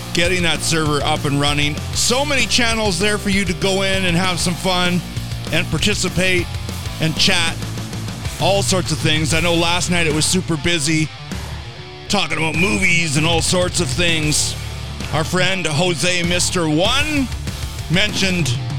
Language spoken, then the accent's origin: English; Canada; accent: Canadian; our Canadian accent